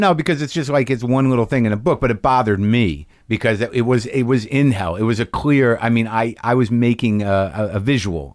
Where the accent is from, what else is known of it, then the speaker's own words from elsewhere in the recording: New Mexico, United States; moved away; also born or lived in Boston; My parents are from Jersey, and I, I grew up mostly in New Mexico